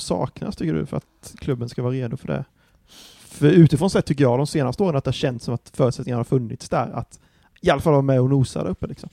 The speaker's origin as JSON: {"language": "Swedish", "town": "Anderstorp", "region": "Jönköping County", "country": "Sweden", "said": "det är ju mina hoods liksom, det är typ där jag kommer ifrån"}